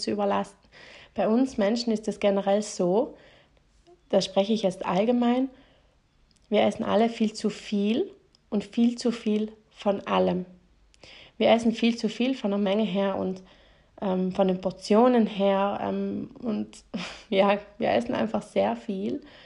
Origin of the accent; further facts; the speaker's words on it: South Tyrol, Trentino-Alto Adige, Italy; bei uns in Südtirol